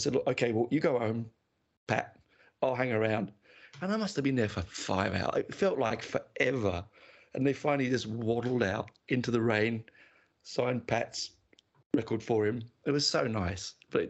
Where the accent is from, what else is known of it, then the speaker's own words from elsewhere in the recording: Canberra, Australian Capital Territory, Australia; It was a doubleheader in my hometown of Canberra, a tiny little Canberra.